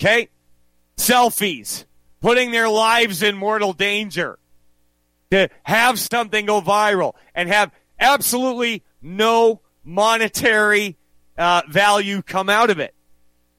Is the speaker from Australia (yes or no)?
no; Western Canada, Canada; also born or lived in United States; I was born here. I grew up here for most of my life.